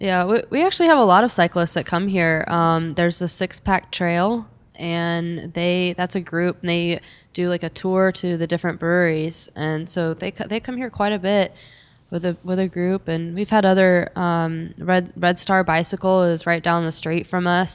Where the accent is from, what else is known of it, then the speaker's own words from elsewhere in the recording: Dallas, Texas, United States; I'm from, I grew up in Dallas